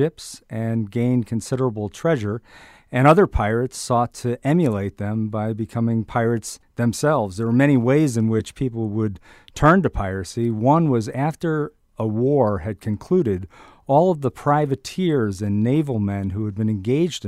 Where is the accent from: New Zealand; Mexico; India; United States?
United States; Marblehead, Massachusetts; my hometown of Marblehead, Massachusetts